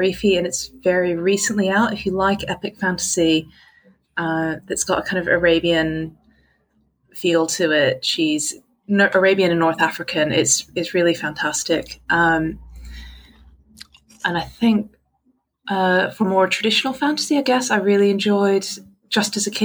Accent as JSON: {"language": "English", "country": "Hong Kong", "tie": "born or raised there", "also_born_or_lived": "Texas", "moved": "as an adult", "said": "I was born in Texas and I kind of grew up in Hong Kong. I moved here for university and I've stayed put."}